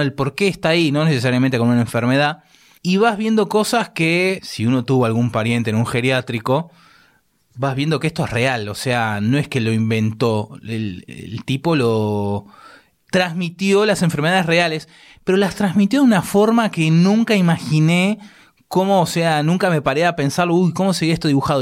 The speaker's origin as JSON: {"language": "Spanish", "country": "Argentina", "accent": "Argentine", "said": "el acento nuestro"}